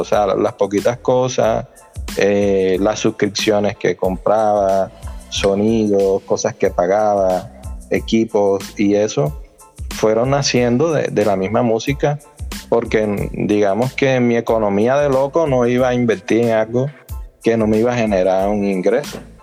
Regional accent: Sincelejo, Sucre, Colombia; yo soy de la costa norte de Colombia, costeño que llaman por acá. Eh, soy de Cincelejo

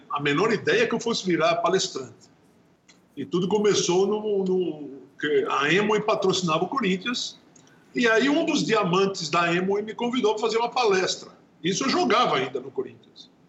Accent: Natal, Rio Grande do Norte, Brazil; born there; nasci em Natal.

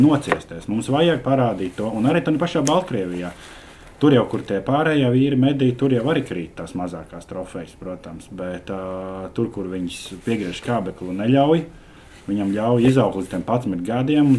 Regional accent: Latvia; mēs esam latvieši

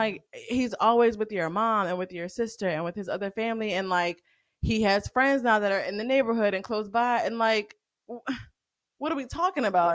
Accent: the South, United States; I'm growing up in the South

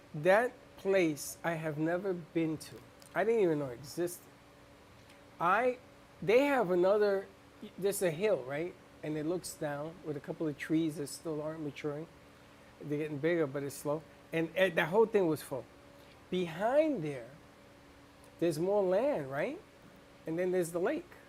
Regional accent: New York City, New York, United States; I'm from the Bronx.

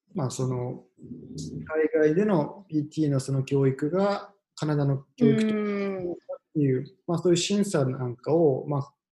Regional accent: Hiroshima, Japan; moved away as an adult; also born or lived in Tokyo; now in Vancouver Island, Canada; 2013年に地元広島で働いてたのを仕事辞めて東京に出てくる

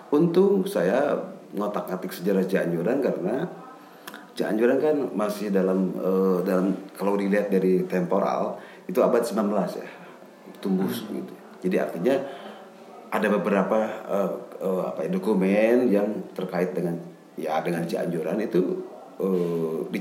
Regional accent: West Java, Indonesia; Jadi kalau kita autokritik ya, kurang batasi, kurang sebagai orang Sunda ya.

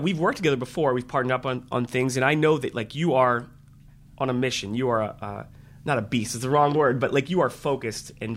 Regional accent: Baltimore, Maryland, United States; I grew up in the Baltimore area

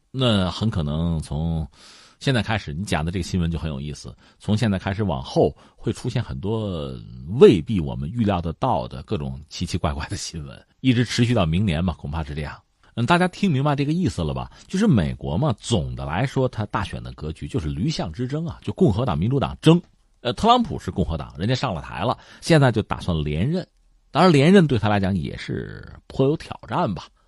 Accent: China; 我们中国人

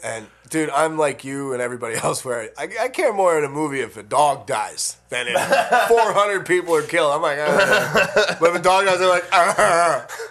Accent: Colorado, United States; moved away as an adult; also born or lived in Las Vegas; now in Los Angeles, United States; I grew up in Colorado.

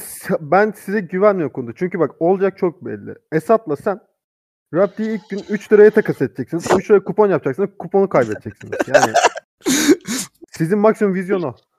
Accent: Turkey; ben Kars Ardahanlıyım.

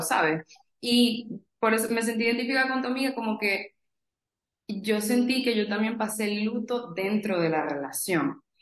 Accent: Venezuela; moved away as an adult; now in United States; yo soy de Venezuela, tengo 26 años, 4 años viviendo en Estados Unidos

